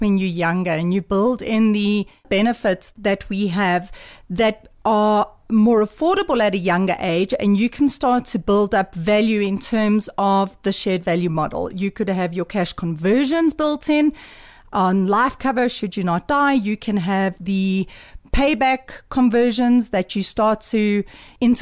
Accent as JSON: {"language": "English", "country": "South Africa", "said": "I am South African"}